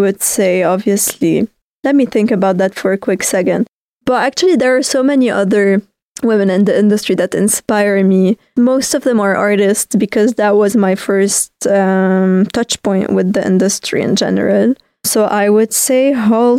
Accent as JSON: {"language": "English", "town": "Beirut", "region": "Beirut Governorate", "country": "Lebanon", "tie": "born or raised there", "also_born_or_lived": "Denmark / Spain", "moved": "as an adult", "said": "I definitely was born and raised in Lebanon"}